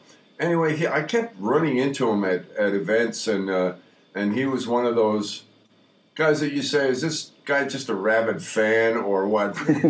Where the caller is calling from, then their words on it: Los Angeles, California, United States; morning from Los Angeles, a 90-degree weather.